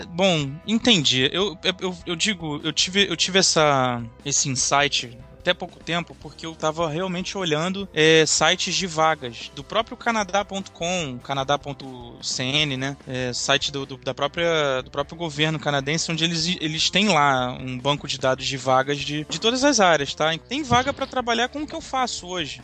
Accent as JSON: {"language": "Portuguese", "country": "Brazil", "said": "eu como bom brasileiro"}